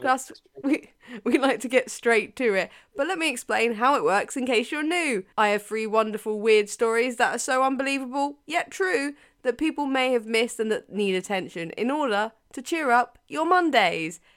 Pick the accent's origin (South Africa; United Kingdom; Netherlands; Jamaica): United Kingdom; as a Brit